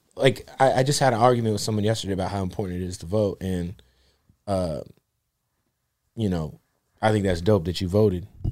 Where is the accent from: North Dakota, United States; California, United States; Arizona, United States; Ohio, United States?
Arizona, United States; Phoenix; I'm from Phoenix